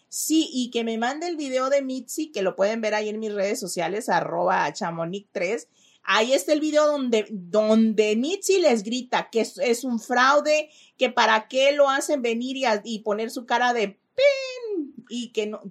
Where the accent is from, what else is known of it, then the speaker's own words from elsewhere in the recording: Mexico; now in Los Angeles, United States; Como buena mamá mexicana